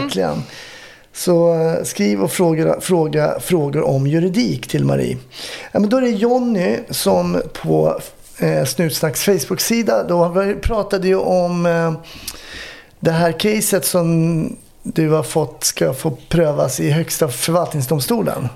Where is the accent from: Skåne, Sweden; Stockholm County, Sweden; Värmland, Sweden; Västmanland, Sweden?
Stockholm County, Sweden; Stockholm; jag växte upp i Kärrtorp